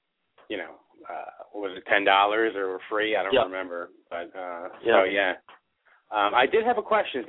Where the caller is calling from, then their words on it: New Jersey, United States; I'm calling from New Jersey.